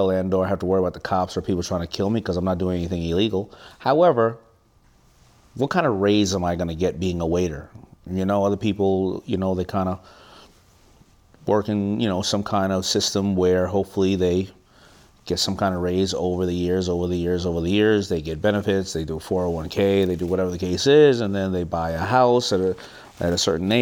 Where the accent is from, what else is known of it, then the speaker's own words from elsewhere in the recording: New York City, New York, United States; I'm from Hollis, Queens